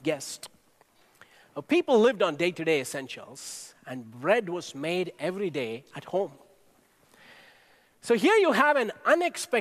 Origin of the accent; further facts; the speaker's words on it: India; Growing up in India, I watched my grandparents and parents show incredible hospitality to our guests